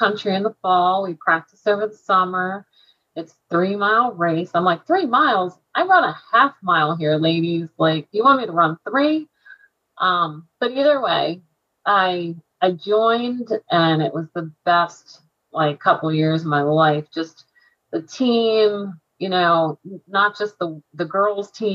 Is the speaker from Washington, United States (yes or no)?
no; Quakertown, Pennsylvania, United States; I was from Quakertown